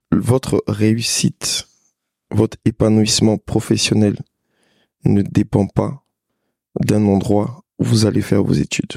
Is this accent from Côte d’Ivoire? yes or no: yes; Abidjan, Côte d’Ivoire; je suis né à Abidjan. J'ai grandi à Abidjan